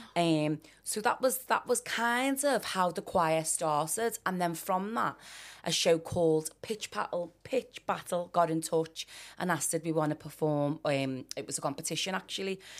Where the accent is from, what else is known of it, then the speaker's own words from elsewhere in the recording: Liverpool, North West England, United Kingdom; I grew up in Liverpool one